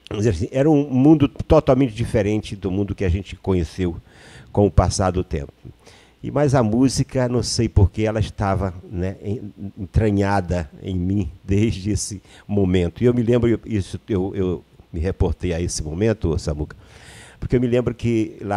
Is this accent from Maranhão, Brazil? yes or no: yes; Maranhão, Brazil; now in Rio de Janeiro, Brazil; vivi a minha vida quase toda no Rio de Janeiro, mas eu sou maranhense. E onde eu nasci, eu acho que o povoado onde eu nasci, é bom que a gente registre aqui, tinha 11 casas.